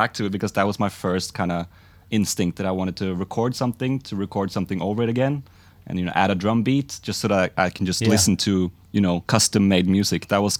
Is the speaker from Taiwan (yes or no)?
no; Norway; now in Oslo, Norway; From a really small suburban place in Norway, kind of just outside of the capital of Oslo. But I live in Oslo now.